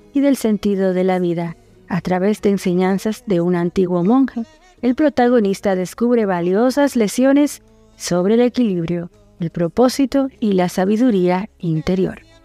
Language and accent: Spanish; Dominican Republic; now in Argentina; una dominicana en Argentina.